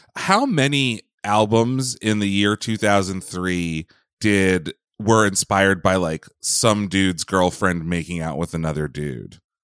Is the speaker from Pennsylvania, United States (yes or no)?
yes; Pennsylvania, United States; I grew up in Pennsylvania